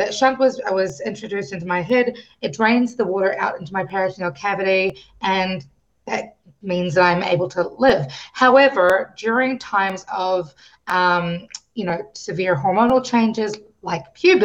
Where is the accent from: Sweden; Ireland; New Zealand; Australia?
New Zealand; I grew up in New Zealand. I was born in New Zealand. And, you know, I am a Kiwi